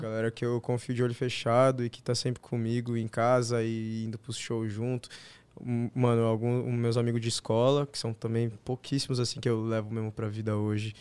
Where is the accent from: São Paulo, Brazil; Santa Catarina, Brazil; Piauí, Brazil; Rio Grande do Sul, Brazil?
São Paulo, Brazil; Sou daqui de São Paulo mesmo.